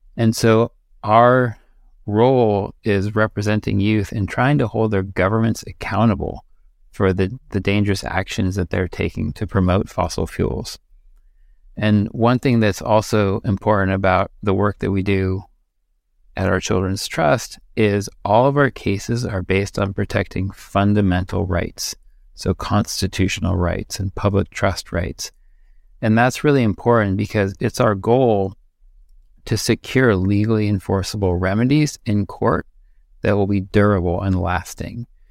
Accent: Amherst, Massachusetts, United States; moved away as an adult; now in Eugene, United States; I grew up in Amherst, Massachusetts. So I have deep roots to New England

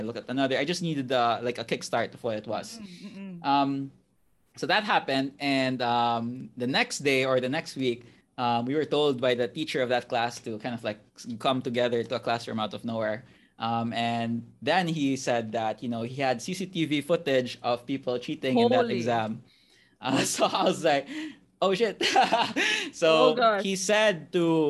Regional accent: Cebu City, Central Visayas, Philippines; I'm from Cebu, born and raised here all my life

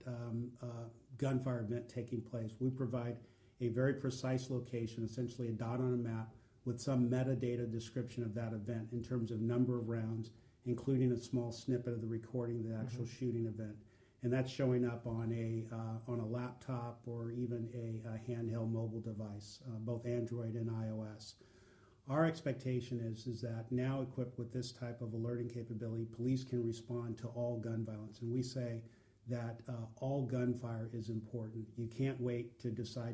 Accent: Oakland, California, United States; I grew up in Oakland, California.

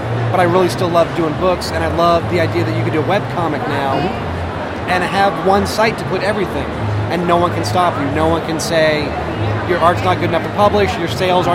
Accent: New England, United States; I grew up in the New England

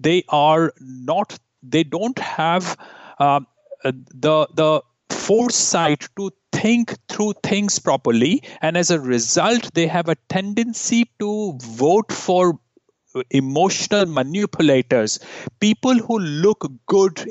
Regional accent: India; moved away as an adult; now in Canada; growing up in India

